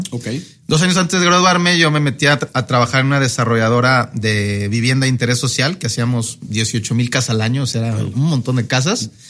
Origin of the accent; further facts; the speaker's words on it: Querétaro, Mexico; now in Monterrey, Mexico; soy de, soy de Querétaro, pero tuve la oportunidad como de vivir en varias ciudades de, México, ¿no? Este, realmente fui muy nómada de niños